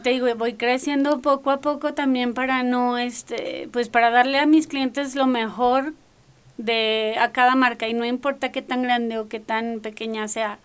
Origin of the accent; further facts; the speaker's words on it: northern Mexico, Mexico; accent: norteña; decían que yo hablaba muy norteña